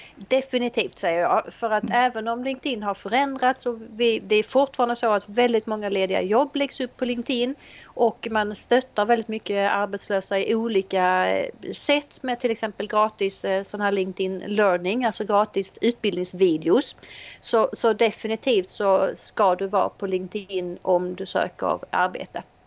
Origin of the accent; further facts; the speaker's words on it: Helsingborg, Skåne, Sweden; Jag är eh, ifrån Helsingborg